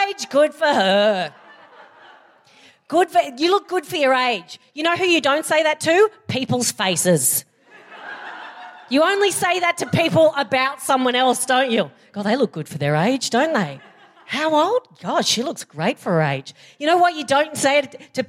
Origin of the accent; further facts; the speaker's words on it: Australia; I'm Australian and we abbreviate everything